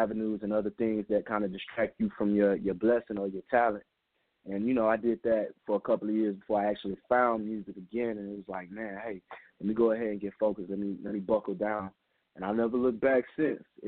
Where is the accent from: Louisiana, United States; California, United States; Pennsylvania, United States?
Louisiana, United States; also born or lived in New Orleans; I'm from Louisiana. I claim the whole state. Main reason why, because I done live pretty much everywhere. I live in New Orleans right now